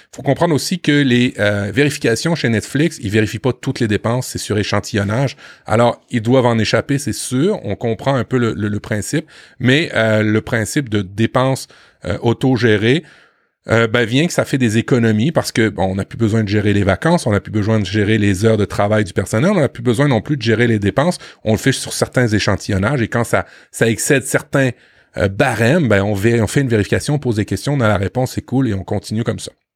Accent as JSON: {"language": "French", "country": "France", "said": "chez nous en France"}